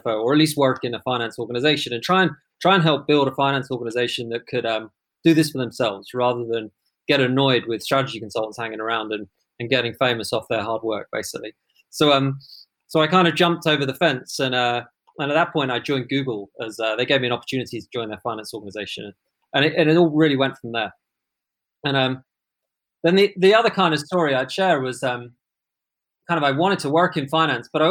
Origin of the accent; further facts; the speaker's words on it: London, United Kingdom; I grew up in London